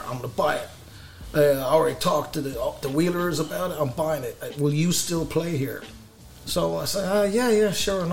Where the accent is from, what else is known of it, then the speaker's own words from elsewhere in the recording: Ireland; now in Fayetteville, United States; I'm Irish